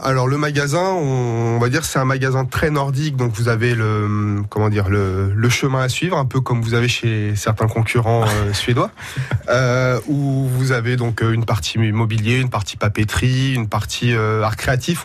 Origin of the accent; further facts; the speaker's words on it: Portugal; now in Poitiers, France; je suis du sud euh, de l'Europe